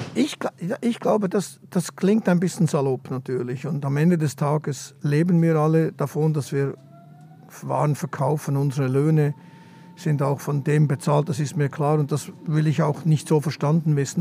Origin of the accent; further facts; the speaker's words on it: Bern, Switzerland; first language Swiss German; moved away as an adult; also born or lived in Zurich / Stuttgart / London; now in Berlin, Germany; Ich bin in der Stadt Bern aufgewachsen oder in einem Vorort der Stadt Bern, in, Muri, ganz, ganz korrekt gesagt.